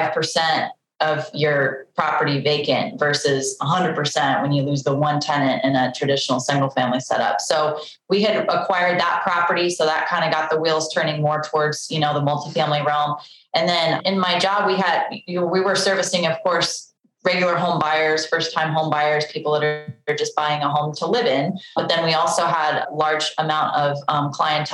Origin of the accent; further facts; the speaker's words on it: Boise, Idaho, United States; moved away as an adult; also born or lived in Georgia / Utah; I grew up in Boise, Idaho